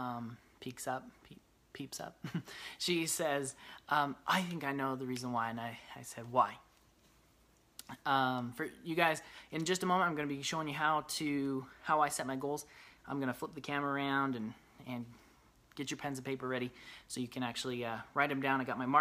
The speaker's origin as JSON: {"language": "English", "town": "Brigham City", "region": "Utah", "country": "United States", "tie": "born or raised there", "said": "I grew up in Brigham City, Utah"}